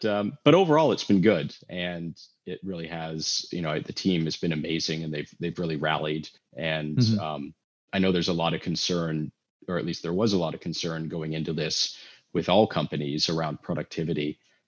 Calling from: Los Angeles, California, United States; I am calling in from sunny California, Los Angeles, California.

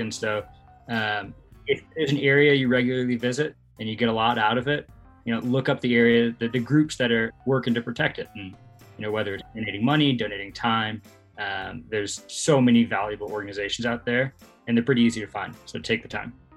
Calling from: Louisville, Colorado, United States; I'm calling from uh, sunny Louisville, Colorado.

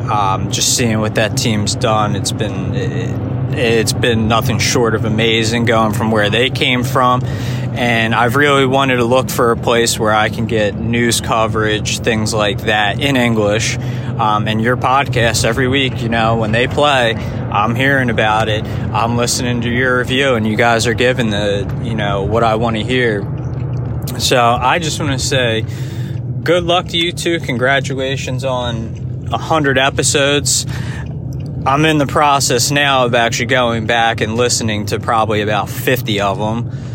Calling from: Philadelphia, Pennsylvania, United States; This is …. I'm coming in from Philadelphia, Pennsylvania, in the United States.

